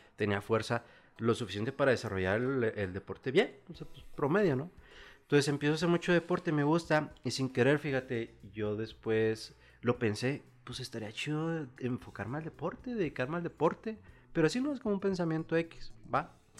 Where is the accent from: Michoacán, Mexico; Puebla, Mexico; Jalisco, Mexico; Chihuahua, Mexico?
Chihuahua, Mexico; also born or lived in State of Mexico / Nayarit; llegamos aquí a la ciudad de Chihuahua, yo empezando lo que viene siendo la primaria, a los seis años. Entonces, prácticamente aquí en Chihuahua yo tengo desde los seis años, pues, toda mi vida. Realmente, pues ya crecido aquí